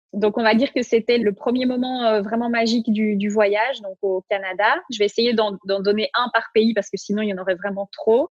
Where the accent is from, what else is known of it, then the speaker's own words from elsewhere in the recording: Belgium; now in Switzerland; Donc nous, on habite en Suisse, mais on est belges tous les deux